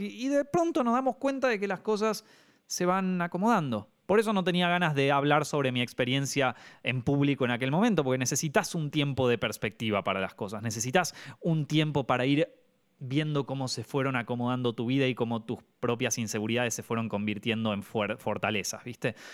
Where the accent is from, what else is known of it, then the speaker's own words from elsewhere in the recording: Argentina; moved away as an adult; now in Madrid, Spain; como argentino